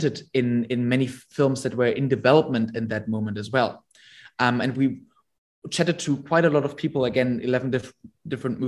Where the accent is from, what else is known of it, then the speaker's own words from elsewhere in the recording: Germany; now in London, United Kingdom; I'm currently based in London. I'm originally from Germany.